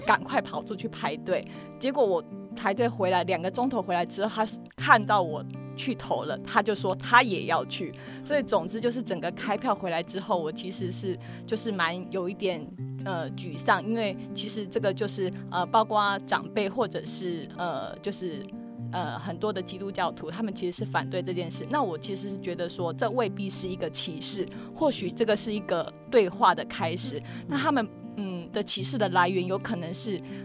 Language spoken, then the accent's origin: Chinese; Kaohsiung, Taiwan; 因为我是高雄人